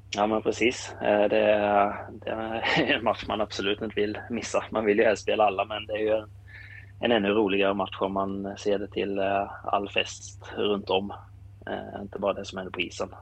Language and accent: Swedish; Kallinge, Blekinge, Sweden; jag är från eh, eh, Kallinge